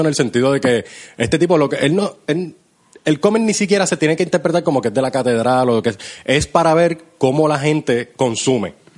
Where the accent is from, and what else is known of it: Puerto Rico